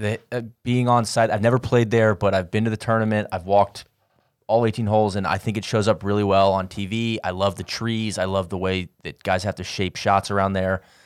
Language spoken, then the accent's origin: English; Atlanta, Georgia, United States; I'm from Atlanta.